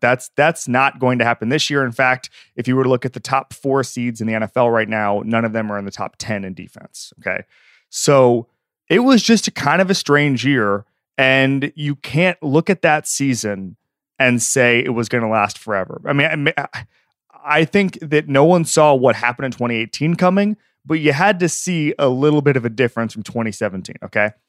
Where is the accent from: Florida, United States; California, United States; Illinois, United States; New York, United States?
Florida, United States; now in Los Angeles, United States; I grew up in Florida